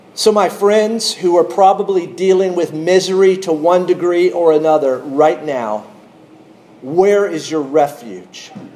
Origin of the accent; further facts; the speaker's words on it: North Carolina, United States; I grew up in North Carolina